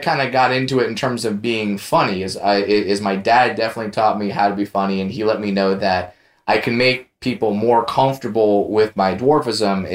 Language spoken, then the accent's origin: English; Orange County, California, United States; growing up in Orange County, I worked at Disneyland